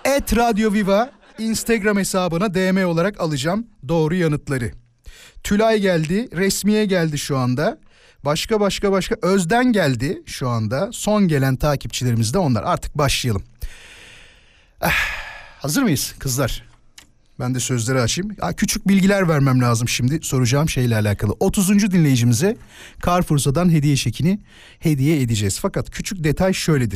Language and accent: Turkish; Izmit, Kocaeli, Turkey; Çünkü ben İzmitliyim